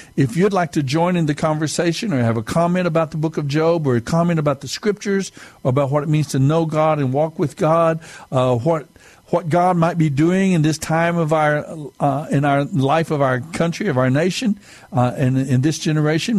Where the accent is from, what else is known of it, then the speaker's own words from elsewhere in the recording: United States; we are, as a people of America, as American people